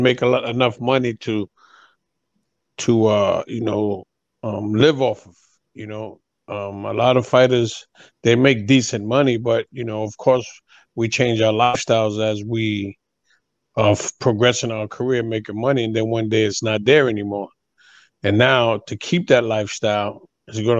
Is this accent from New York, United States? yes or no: yes; New York, United States; now in Florida, United States; I was born and raised in New York